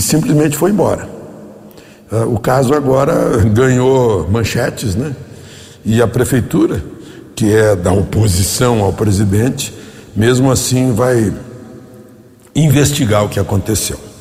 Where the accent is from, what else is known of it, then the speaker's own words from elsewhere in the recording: Rio Grande do Sul, Brazil; meu estado natal, Rio Grande do Sul